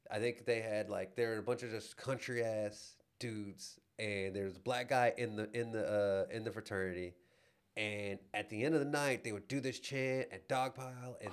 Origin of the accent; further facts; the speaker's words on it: Louisiana, United States; This is my real voice. This is my accent. I mean, I'm from grew up out in uh, rural Louisiana